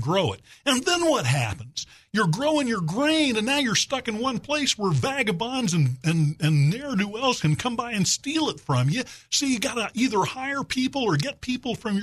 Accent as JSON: {"language": "English", "town": "Little Rock", "region": "Arkansas", "country": "United States", "tie": "born or raised there", "moved": "yes", "said": "it's only been 37 years since I moved back to my hometown of Little Rock"}